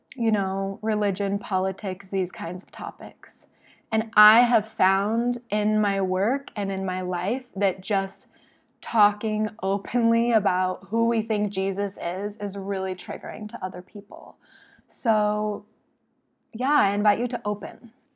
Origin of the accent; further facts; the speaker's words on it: Salt Lake City, Utah, United States; moved away as an adult; also born or lived in Oregon; I'm from Salt Lake City